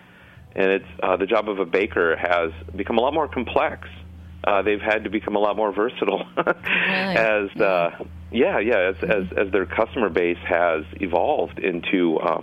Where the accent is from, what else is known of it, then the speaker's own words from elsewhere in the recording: Minnesota, United States; the Minnesota I was born in 1975